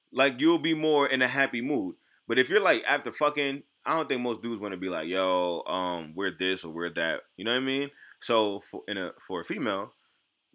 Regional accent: New York City, New York, United States; I'm from New York City

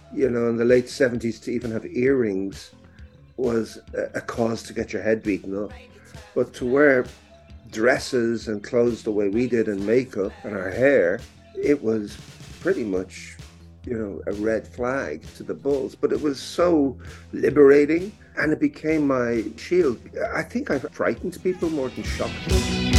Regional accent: Dublin, Leinster, Ireland; growing up in Dublin, I was always very expressive with clothes

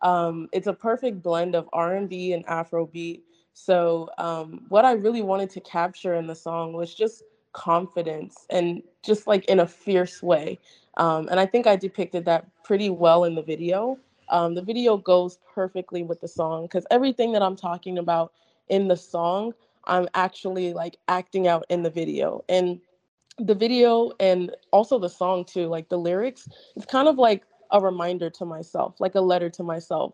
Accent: Arizona, United States; So Arizona specifically, not at all. It was really dry and boring, like growing up.

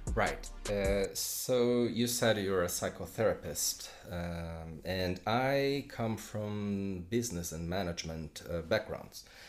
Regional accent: São Paulo, Brazil; moved away as an adult; now in London, United Kingdom; I am from Brazil, from Sao Paulo. Uh, although right now I live in London with my wife and kids uh, since two- 2016

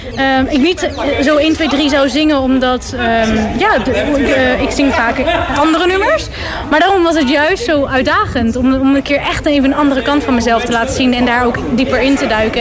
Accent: Netherlands; now in Germany; terug naar eh, mijn moederland

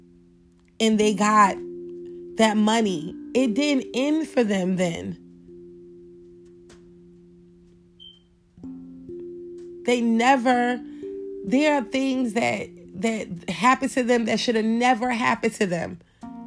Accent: New York, United States; I was growing up in New York

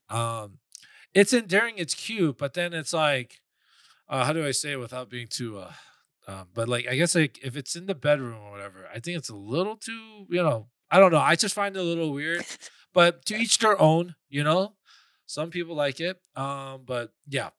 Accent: New York City, New York, United States; I was born and raised in New York, Queens, but I'm Korean

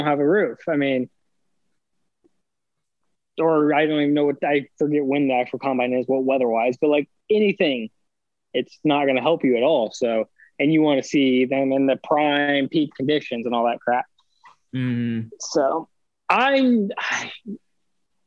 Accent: Indiana, United States; we're from Indiana

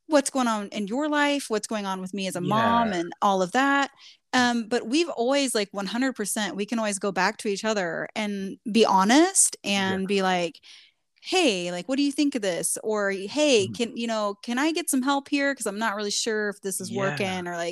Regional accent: Midwest, United States; we're both from the Midwest. And I mean, you, different versions of the Midwest. You lived in the big city. I lived in the country, small town.

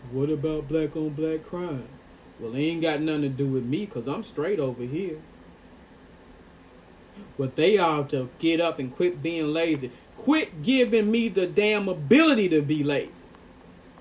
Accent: Ripley, Tennessee, United States; I'm from Ripley, Tennessee.

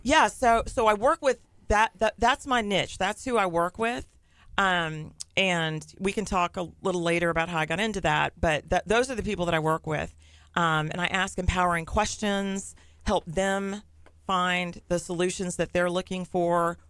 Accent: Nassau Bay, Texas, United States; I grew up in Nassau Bay

